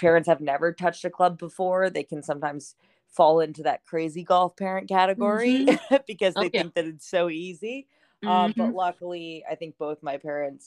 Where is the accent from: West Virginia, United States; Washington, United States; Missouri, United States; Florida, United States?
Florida, United States; Orlando; also born or lived in Sarasota, Florida / Arkansas; I grew up in Orlando, Florida. Huh. And I lived there until I was about in 10th grade